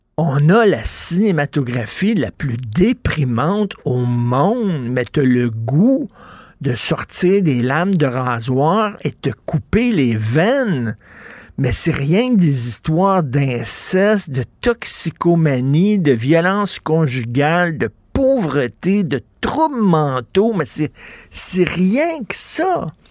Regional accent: Montreal, Quebec, Canada; je viens d'un milieu très modeste. Je viens de Verdun.

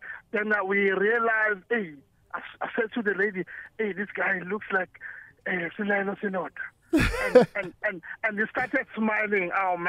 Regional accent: Durban, KwaZulu-Natal, South Africa; moved away; I'm from Durban? I didn't know Joburg at that time.

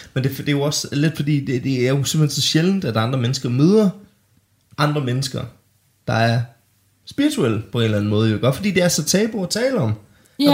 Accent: Denmark; mig og min lillebror David øh, boede hjemme i Bollerslev

